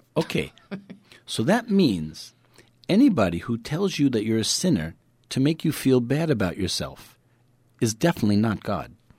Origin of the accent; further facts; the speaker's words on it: New York City, New York, United States; I'm from Brooklyn